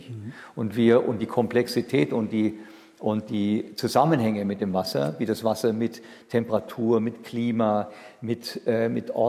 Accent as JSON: {"language": "German", "town": "Ulm", "region": "Baden-Württemberg", "country": "Germany", "tie": "born or raised there", "said": "Ich bin aufgewachsen in Ulm"}